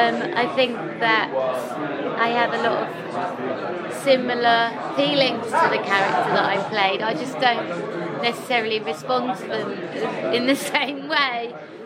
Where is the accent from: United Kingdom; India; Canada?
United Kingdom; the north of England; accent: north of England; I have an accent from the north of England.